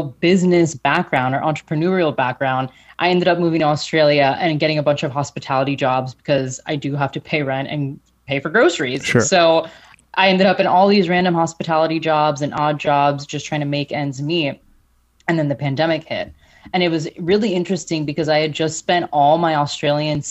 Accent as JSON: {"language": "English", "region": "Florida", "country": "United States", "accent": "American", "moved": "as an adult", "lives_now": "Germany", "said": "So I do have an American accent. I'm from Florida."}